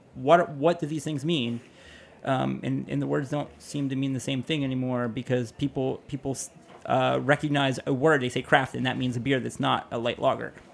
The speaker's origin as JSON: {"language": "English", "town": "Pittsburgh", "region": "Pennsylvania", "country": "United States", "said": "I'm from Pittsburgh"}